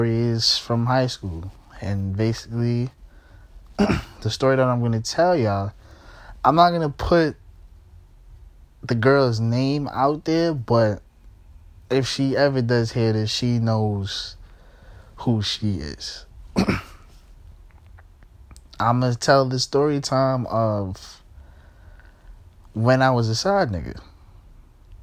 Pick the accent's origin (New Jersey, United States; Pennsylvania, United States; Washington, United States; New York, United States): New York, United States; I'm from New York, so, you know what I'm saying, like, I still live in New York, you know what I'm saying, so, this is high school in New York